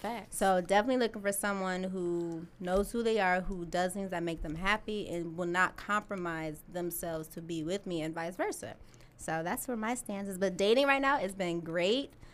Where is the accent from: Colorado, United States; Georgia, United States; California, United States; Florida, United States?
California, United States; Pasadena; moved away; also born or lived in Michigan; I was actually born and raised in Pasadena, California.